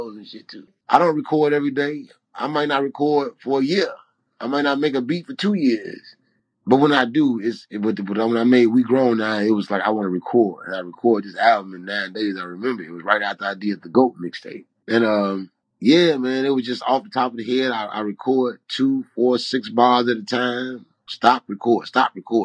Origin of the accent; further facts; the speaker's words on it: Chicago, Illinois, United States; I'm from Chicago.